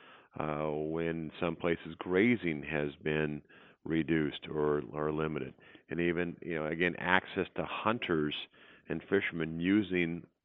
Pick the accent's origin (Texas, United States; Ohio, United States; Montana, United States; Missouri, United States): Montana, United States; I grew up in Montana.